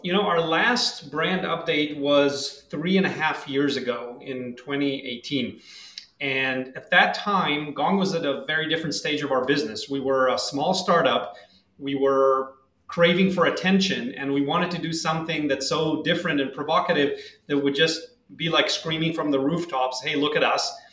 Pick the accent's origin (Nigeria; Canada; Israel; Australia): Israel; Tel Aviv, Tel Aviv District; moved away as an adult; now in San Francisco Bay Area, United States; I'm originally from Tel Aviv, Israel. Uh, I lived there until three years ago, and then uh, moved here to the San Francisco Bay Area